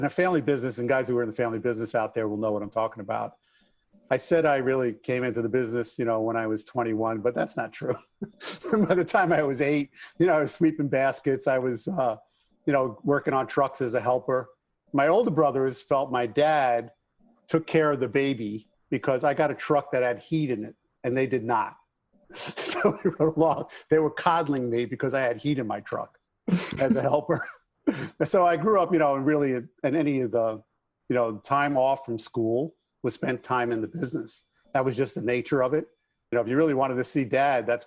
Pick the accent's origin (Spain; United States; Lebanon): United States; Long Island, New York; accent: New York; moved away as an adult; now in Arizona, United States; I grew up in a New York City union shop